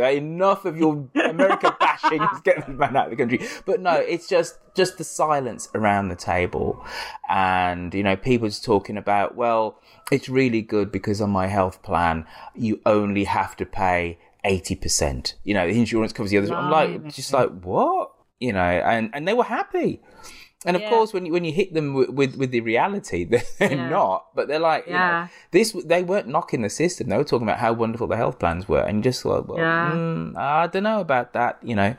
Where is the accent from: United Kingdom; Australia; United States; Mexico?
United Kingdom; It's less a story about implants per se, but about the things that we take for granted being British.